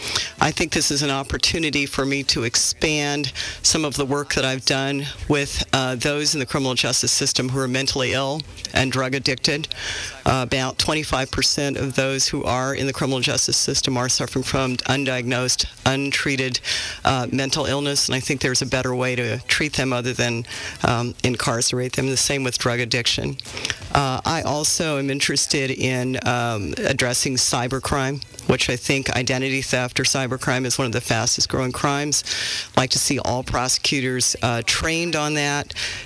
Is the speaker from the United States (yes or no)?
yes; Los Angeles, California, United States; I grew up right here in the Crenshaw District.